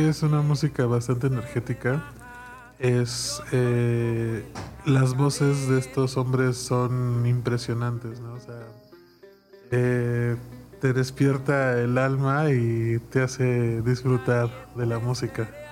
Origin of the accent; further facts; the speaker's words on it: Mexico